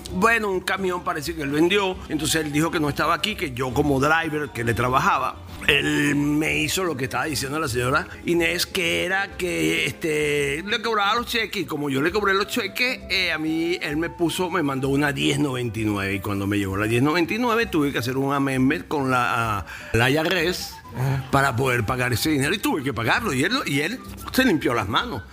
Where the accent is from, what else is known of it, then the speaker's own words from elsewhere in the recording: Venezuela; now in United States; como venezolano